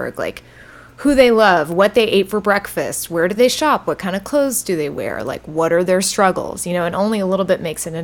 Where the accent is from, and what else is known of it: Texas, United States; born or raised there